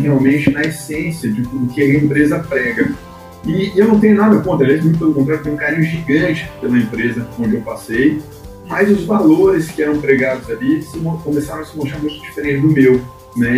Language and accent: Portuguese; Ribeirão Preto, São Paulo, Brazil; now in Recife, Brazil; Eu sou do interior do estado de São Paulo, como comentei com vocês, é uma cidade quase mineira, que é Ribeirão Preto